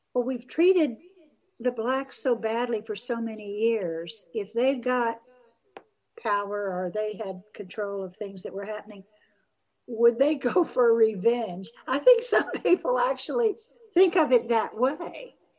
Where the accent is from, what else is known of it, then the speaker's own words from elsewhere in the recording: the South, United States; moved away; also born or lived in Brazil; I grew up white in the South